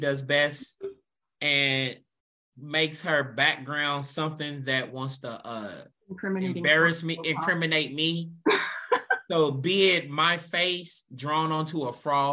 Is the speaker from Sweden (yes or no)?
no; Louisville, Kentucky, United States; I'm from Louisville